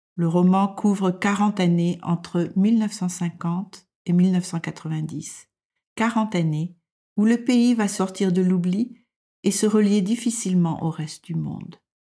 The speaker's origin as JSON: {"language": "French", "country": "France", "moved": "as an adult", "lives_now": "Denmark"}